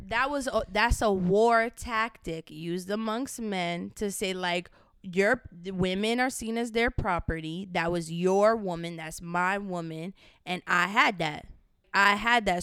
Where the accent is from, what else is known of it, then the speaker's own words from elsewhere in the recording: Miami, Florida, United States; moved away as an adult; now in New York City, United States; I'm originally from Miami, Florida. I moved to New York City this just past May